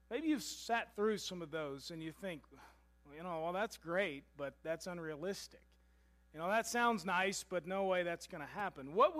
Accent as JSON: {"language": "English", "town": "Louisville", "region": "Kentucky", "country": "United States", "tie": "born or raised there", "said": "I was graduating from Pleasure Ridge Park High School in Louisville, Kentucky"}